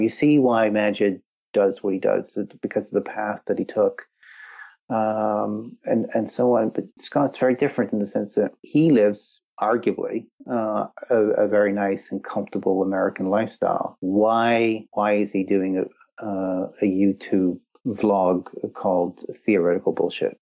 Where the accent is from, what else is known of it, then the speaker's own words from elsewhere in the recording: Wales, United Kingdom; moved away; also born or lived in Canada; my heritage is Welsh. I grew up in Wales, but obviously there's a Canadian influence